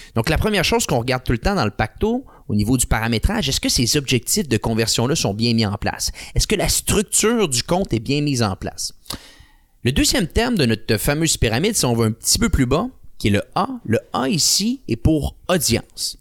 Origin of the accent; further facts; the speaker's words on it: Quebec City, Quebec, Canada; je viens de la ville de Québec